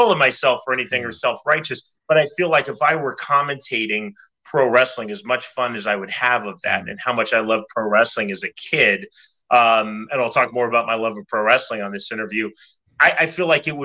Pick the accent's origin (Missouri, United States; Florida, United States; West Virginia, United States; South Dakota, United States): Missouri, United States; Kansas City; I grew up in Kansas City